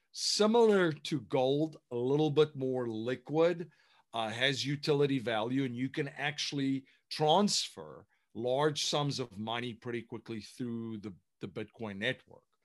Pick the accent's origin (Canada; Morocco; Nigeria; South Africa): South Africa; moved away as an adult; now in United States; I'm originally from South Africa. So um, I came to the United States in the, uh, well, 2001